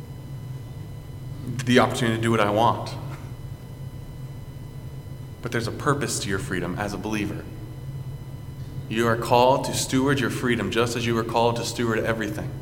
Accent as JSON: {"language": "English", "country": "United States", "said": "as an American"}